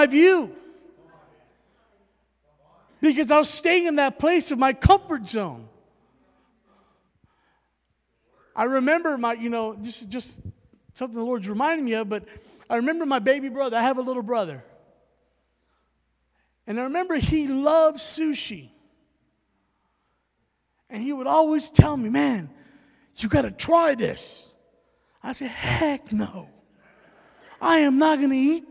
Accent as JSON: {"language": "English", "town": "San Antonio", "region": "Texas", "country": "United States", "tie": "born or raised there", "also_born_or_lived": "Alabama", "moved": "as an adult", "said": "I was born and raised in San Antonio, Texas"}